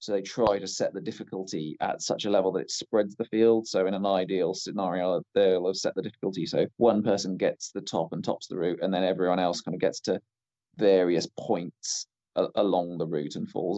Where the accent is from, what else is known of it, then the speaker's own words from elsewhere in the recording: Winchester, South East England, United Kingdom; also born or lived in Bath; So I moved around when I was little, spent most of my time growing up in Winchester, just north of Southampton.